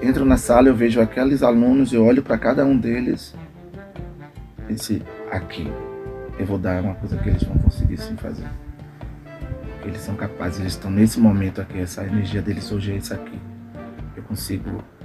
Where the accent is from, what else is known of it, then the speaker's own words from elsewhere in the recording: Brazil; Eu vim do bairro da Cidade Nova, né? Palmiúdo, Cidade Nova, adjacência